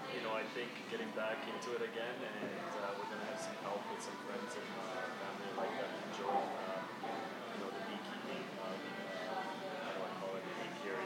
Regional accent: Croatia; also born or lived in Bosnia and Herzegovina; My brother and I grew up in Croatia, Bosnia.

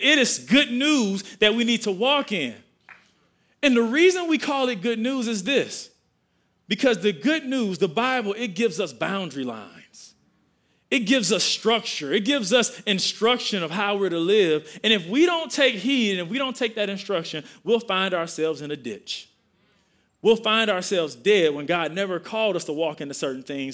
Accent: Milwaukee, Wisconsin, United States; I grew up in Milwaukee, Wisconsin.

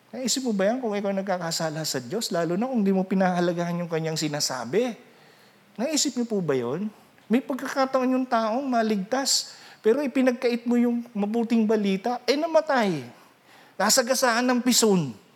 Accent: Rinconada, Bicol Region, Philippines; Ako taga Rinconada

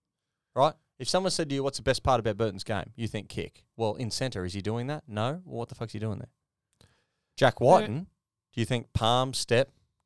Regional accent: Queensland, Australia; I'm a Queenslander.

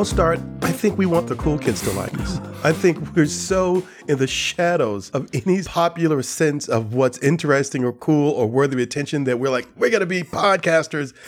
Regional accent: Gary, Indiana, United States; the eighteenth Street Brewery in Gary, Indiana, my hometown

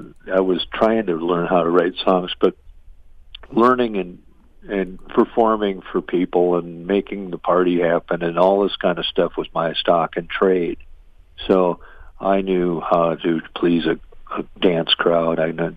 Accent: Madison, Minnesota, United States; Well, I grew up in Madison, and then

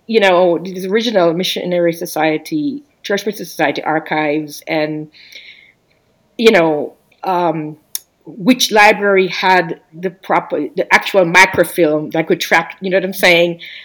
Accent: Jamaica; now in United States; I'm um, a Jamaican immigrant to the U.S., I've been here over 30 years

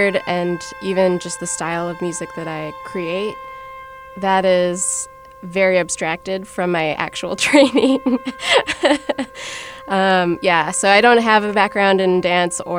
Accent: Minneapolis, Minnesota, United States; I grew up in Minneapolis

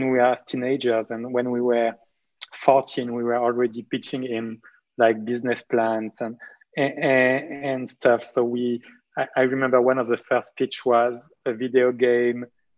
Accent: Marseille, Provence-Alpes-Côte d'Azur, France; I was born in Marseille in southeast of France to two French doctors

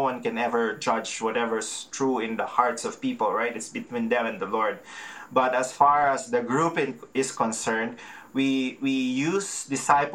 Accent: Philippines; now in Calgary, Canada; I'm a Filipino, and our culture is very relational

